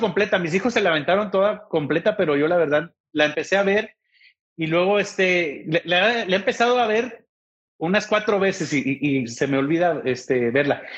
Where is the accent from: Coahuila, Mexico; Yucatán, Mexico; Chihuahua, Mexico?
Chihuahua, Mexico; Ciudad Juárez; moved away as an adult; also born or lived in Monterrey; now in El Paso, United States; Yo soy de Ciudad Juárez, Chihuahua, viví en Monterrey y ahora estoy aquí en El Paso, Texas